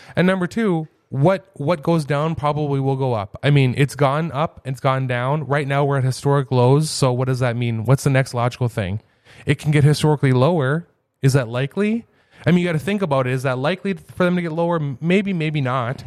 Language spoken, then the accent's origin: English; Fargo, North Dakota, United States; moved away as an adult; now in Grand Forks, United States; I grew up in South Fargo